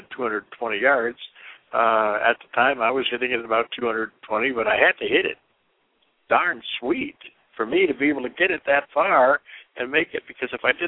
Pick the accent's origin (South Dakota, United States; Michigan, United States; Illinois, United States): Michigan, United States; now in Arizona, United States; you and I both grew up in Michigan